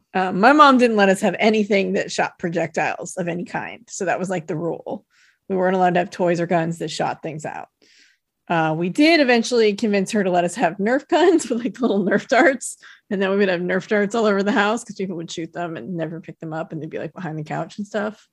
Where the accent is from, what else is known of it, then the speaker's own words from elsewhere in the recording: United States; Lake Tahoe didn't really have big department stores